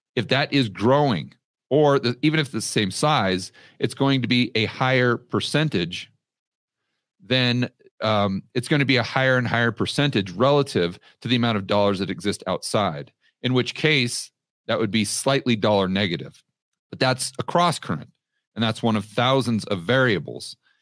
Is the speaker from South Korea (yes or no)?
no; United States; moved away as an adult; now in Colombia; I'm still an American citizen